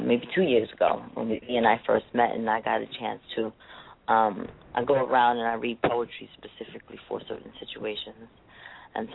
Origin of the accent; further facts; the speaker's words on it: New York City, New York, United States; also born or lived in Queens, New York; I'm a Bronx, South Bronx, New York native myself.